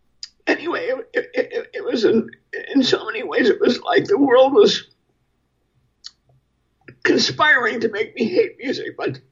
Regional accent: Milwaukee, Wisconsin, United States; born or raised there

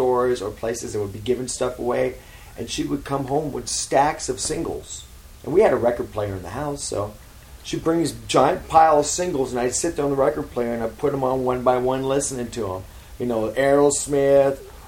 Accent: San Pedro, California, United States; also born or lived in Harbor City, California; I was born, well, not in Pedro, I was born in Harbor City, which is next door, and that's where the hospital was. But I was born there. Of course, I was raised in Pedro

